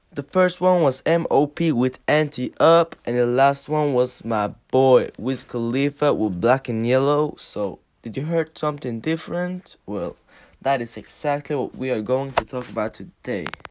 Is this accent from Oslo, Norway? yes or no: yes; Oslo, Norway; we're two boys from Oslo in Norway